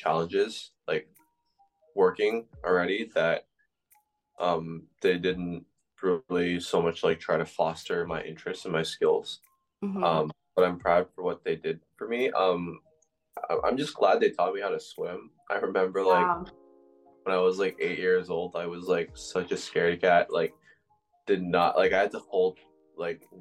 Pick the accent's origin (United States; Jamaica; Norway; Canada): Canada; Toronto, Ontario; born or raised there; also born or lived in Agincourt, Scarborough